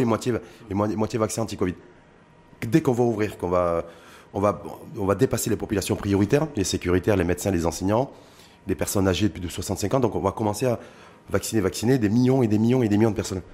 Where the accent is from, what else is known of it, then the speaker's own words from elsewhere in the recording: Morocco; chez nous au Maroc